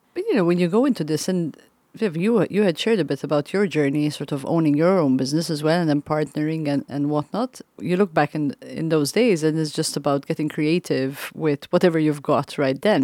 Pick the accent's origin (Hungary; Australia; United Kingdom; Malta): Malta; also born or lived in East Coast, United States; now in Council Bluffs, United States; I'm from Malta. I'm surrounded by water. I lived and grew up on an island